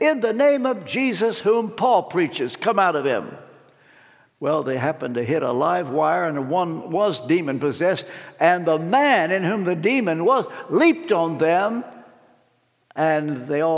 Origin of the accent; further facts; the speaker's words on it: Ashland, Kentucky, United States; from Ashland, Kentucky, that's where I was born